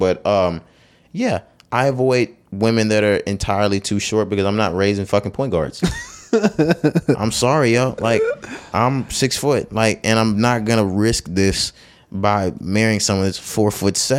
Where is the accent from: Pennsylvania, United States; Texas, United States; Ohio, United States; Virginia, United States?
Texas, United States; we're from Texas